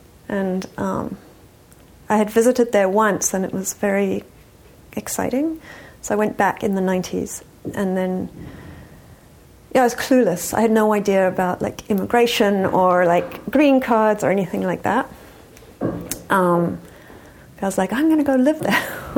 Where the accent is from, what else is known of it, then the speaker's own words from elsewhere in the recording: England, United Kingdom; also born or lived in Johannesburg, South Africa; but yeah, I grew up first in England, and then I spent a lot of time in Johannesburg, South Africa, because my parents were from there and had moved to England